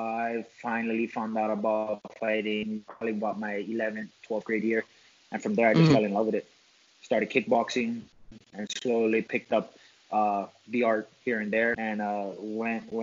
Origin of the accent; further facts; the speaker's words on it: Hawaii, United States; I'm from Hawaii.